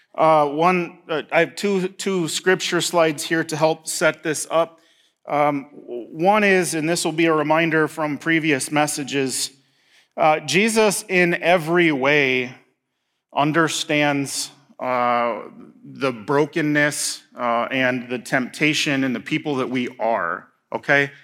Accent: Indiana, United States; moved away as an adult; now in Marquette, United States; I'm from Indiana, so, like, soybeans and corn and, I mean, rolling hills

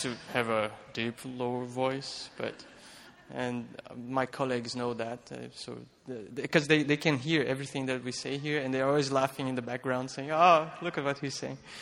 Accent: Petrópolis, Rio de Janeiro, Brazil; moved away; I was raised in Petropolis. Petropolis is a small city uh, around Rio de Janeiro in Brazil

